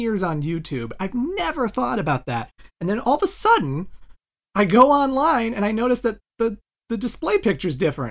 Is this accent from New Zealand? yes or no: no; Canada; me as a Canadian